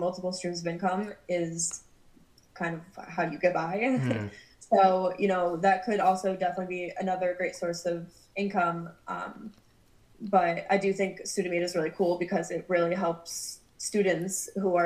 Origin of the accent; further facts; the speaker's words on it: New Jersey, United States; moved away as an adult; also born or lived in Vermont; now in Brooklyn, United States; I grew up in New Jersey. So all my home friends are back in New Jersey